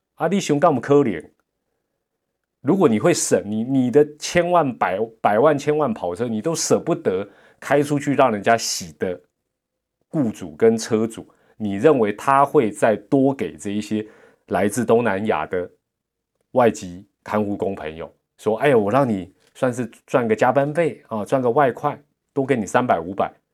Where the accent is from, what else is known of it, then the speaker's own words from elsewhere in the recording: Taipei, Taiwan; 跟我们台北人不一样